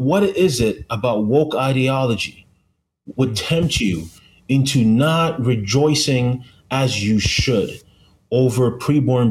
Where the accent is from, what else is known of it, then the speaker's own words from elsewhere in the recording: Canada; I'm from Canada